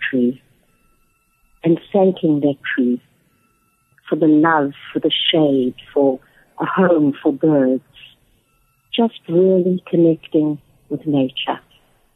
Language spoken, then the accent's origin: English; South Africa; moved away as an adult; now in Atlanta, United States; I'm originally from South Africa, as some of you may have gathered by my accent. I've been back living in America for the last 6 years, and I live in Atlanta, Georgia